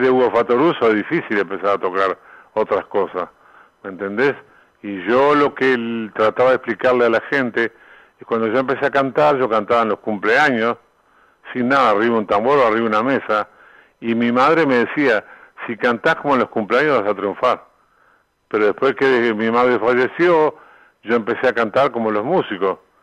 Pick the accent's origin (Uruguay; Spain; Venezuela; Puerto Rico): Uruguay; moved away as an adult; also born or lived in Argentina / Mexico; yo vine a Uruguay cantidad de veces, estuve 23 años afuera